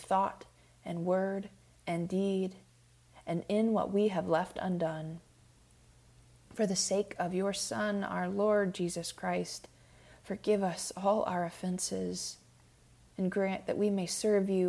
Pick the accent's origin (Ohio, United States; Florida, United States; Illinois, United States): Florida, United States; Clearwater; now in Nashville, United States; I am from Clearwater, Florida, very proudly so.